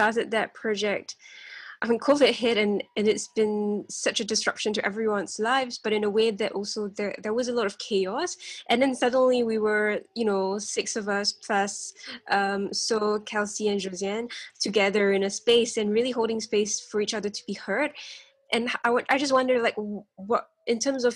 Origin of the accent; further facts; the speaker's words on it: Singapore; growing up in Singapore